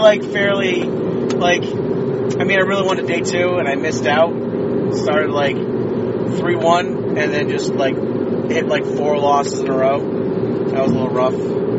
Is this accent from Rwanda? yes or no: no; Rhode Island, United States; I grew up on Rhode Island